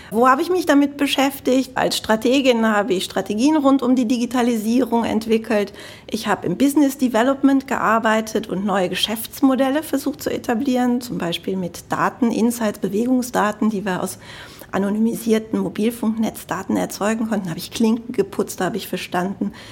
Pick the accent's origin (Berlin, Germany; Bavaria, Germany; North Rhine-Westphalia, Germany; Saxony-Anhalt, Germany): North Rhine-Westphalia, Germany; Cologne; man hört es bestimmt, ich komme aus Deutschland. Aber ganz konkret komme ich aus Köln, aus dem Rheinland.